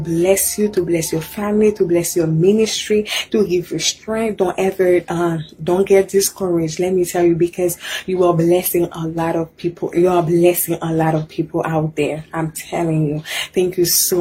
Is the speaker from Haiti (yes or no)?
yes; Haiti; now in United States; I'm from Haiti. I've been here in the US for 12 years.